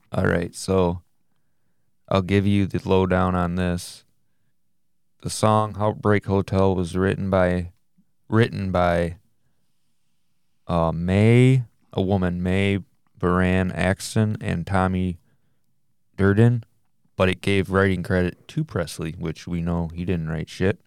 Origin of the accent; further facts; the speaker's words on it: Michigan, United States; we're from Michigan